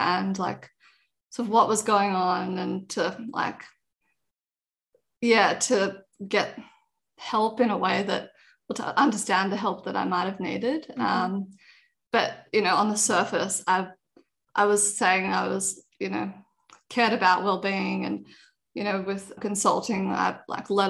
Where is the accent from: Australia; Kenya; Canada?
Australia; Sydney, New South Wales; also born or lived in Canberra; I grew up in Sydney, been here all my life